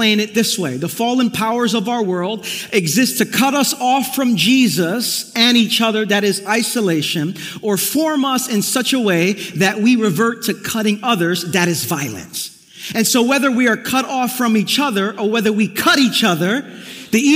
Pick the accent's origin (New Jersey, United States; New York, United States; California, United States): New York, United States; New York City; Growing up in the neighborhood I did in Brooklyn, I grew up in East New York